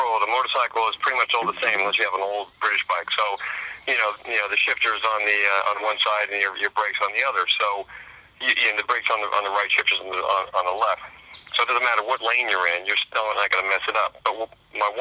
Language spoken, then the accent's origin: English; Silver Lake, Ohio, United States; also born or lived in Akron, Ohio / Coeur d'Alene, Idaho; now in London, United Kingdom; I was born in Akron, grew up in Silver Lake Village outside of Cuyahoga Falls and Stowe.